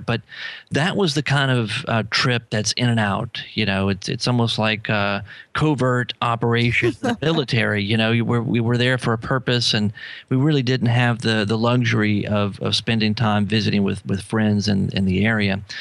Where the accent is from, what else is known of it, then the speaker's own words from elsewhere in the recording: New Orleans, Louisiana, United States; I'm from New Orleans